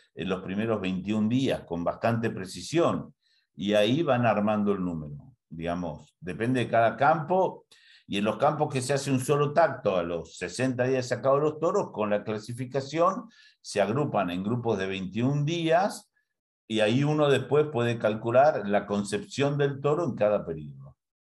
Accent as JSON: {"language": "Spanish", "country": "Argentina", "also_born_or_lived": "Castelli, Buenos Aires Province", "said": "en Argentina hay algunas cosas que tenemos visiones un poco anticuadas"}